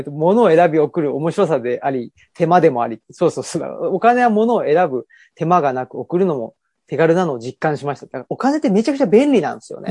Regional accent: Urawa, Saitama, Japan; 僕は出身が浦和なので

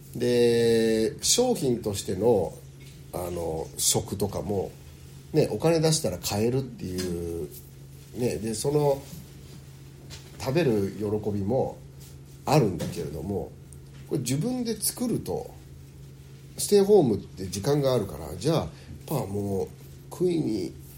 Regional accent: Kobe, Hyogo, Japan; also born or lived in United States; 東京地元神戸大阪もやったけど

